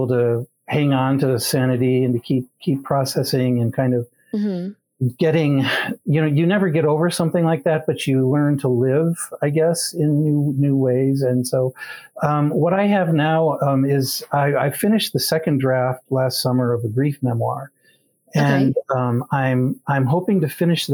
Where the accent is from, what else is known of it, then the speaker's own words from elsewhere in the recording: Grand Rapids, Michigan, United States; I grew up in Grand Rapids, Michigan